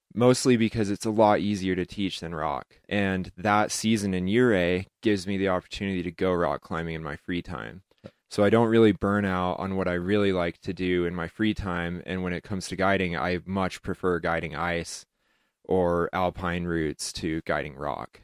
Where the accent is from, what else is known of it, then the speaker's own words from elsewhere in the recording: Heber City, Utah, United States; also born or lived in Moab, Utah / Ouray, Colorado; when I was a kid, it was a total redneck town.